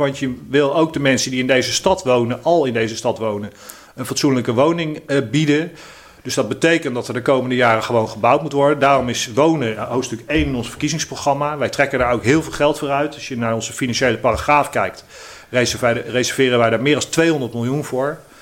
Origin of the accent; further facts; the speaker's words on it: The Hague, South Holland, Netherlands; ik ben een 100% Haagse jongen. Ik ben geboren en getogen in Eskamp